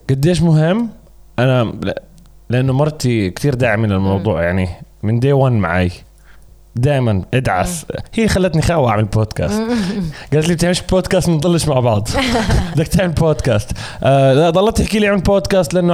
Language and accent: Arabic; Jordan; وكيف شايف المزيكا عندنا بالاردن